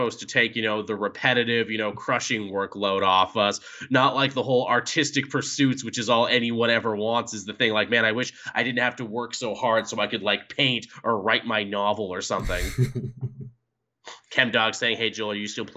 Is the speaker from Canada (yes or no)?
yes; Canada; I'm Canadian